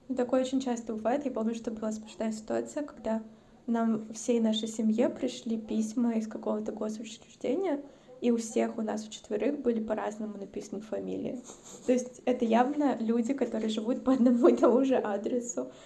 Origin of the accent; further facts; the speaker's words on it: Stavropol, Stavropol Krai, Russia; moved away; also born or lived in Saint Petersburg / Moscow; я родилась и выросла в России. Но я родилась и выросла, ну, типа, на Северном Кавказе